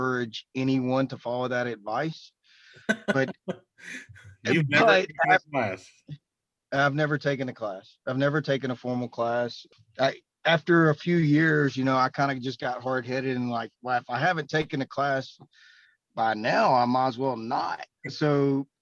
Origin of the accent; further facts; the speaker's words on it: Beaumont, Texas, United States; I'm from the Beaumont, Texas area.